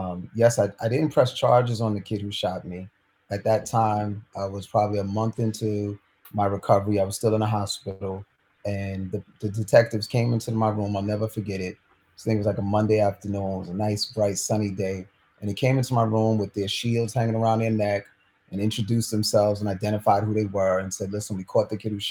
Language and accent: English; New York City, New York, United States; I grew up in New York City